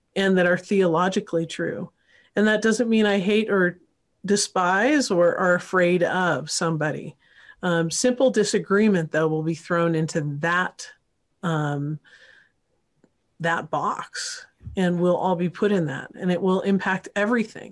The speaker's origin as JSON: {"language": "English", "region": "Northern California", "country": "United States", "tie": "born or raised there", "moved": "yes", "said": "I grew up partly in California, so Northern Cal, and went to U C Santa Barbara"}